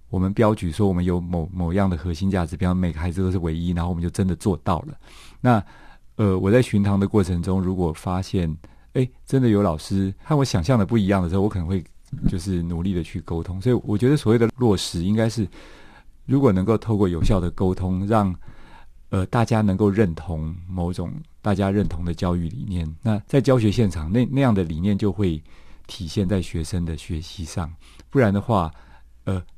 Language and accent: Chinese; Taiwan; 我父亲是一九四九年来台湾的外省人，那我妈妈是 本省人